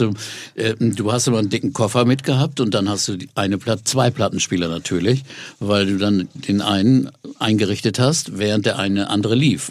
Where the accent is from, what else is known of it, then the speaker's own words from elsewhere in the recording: near Osnabrück, Lower Saxony, Germany; wo ich aufgewachsen bin, bei Osnabrück in der Gegend